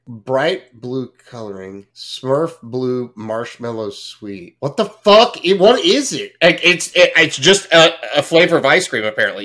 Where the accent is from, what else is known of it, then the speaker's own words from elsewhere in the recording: Fort Worth, Texas, United States; I grew up in Fort Worth